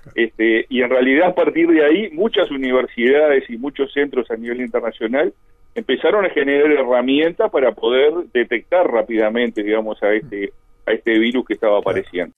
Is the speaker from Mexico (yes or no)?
no; Colonia del Sacramento, Colonia, Uruguay; now in Montevideo, Uruguay; yo soy allá de Colonia